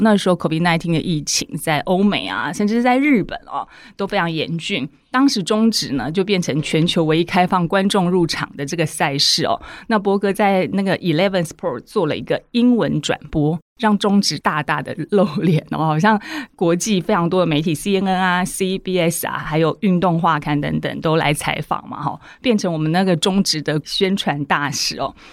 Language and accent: Chinese; Taiwan; 让我们台湾人又期待又怕受伤害的大巨蛋